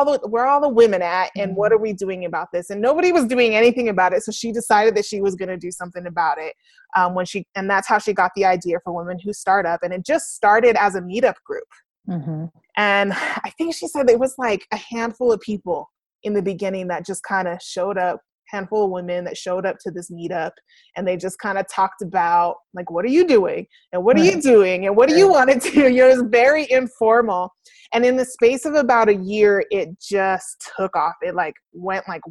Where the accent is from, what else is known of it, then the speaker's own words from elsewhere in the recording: Denver, Colorado, United States; I'm from Denver